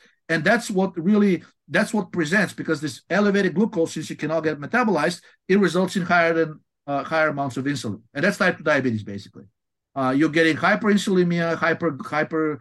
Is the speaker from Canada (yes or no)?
no; Bulgaria; moved away as an adult; also born or lived in Washington, D.C.; now in United States; I'm originally from Bulgaria